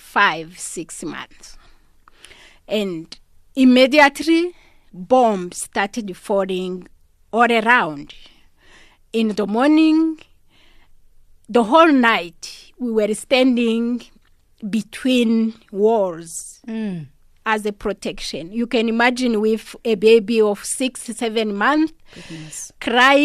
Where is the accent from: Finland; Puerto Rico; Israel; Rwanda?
Rwanda; now in South Africa; originally from Rwanda. And I came here to South Africa as a refugee in 1998.